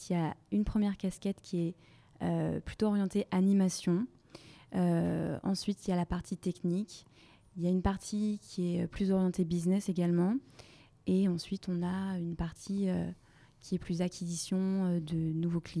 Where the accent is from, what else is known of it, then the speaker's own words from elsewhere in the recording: Brittany, France; now in Paris, France; j'ai 27 ans, je suis originaire de Bretagne et euh, je vis et je travaille à Paris depuis euh, quasiment trois ans.